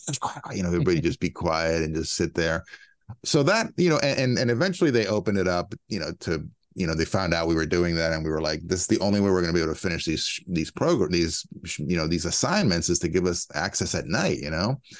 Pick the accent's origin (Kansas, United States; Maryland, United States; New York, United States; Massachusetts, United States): Maryland, United States; a suburb of DC; I grew up in Maryland, you know, b, a suburb of D C.